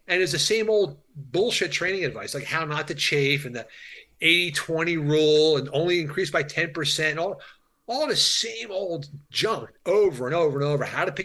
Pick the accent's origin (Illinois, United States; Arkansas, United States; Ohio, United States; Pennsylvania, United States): Pennsylvania, United States; Philadelphia; also born or lived in Africa; I'm from Philadelphia.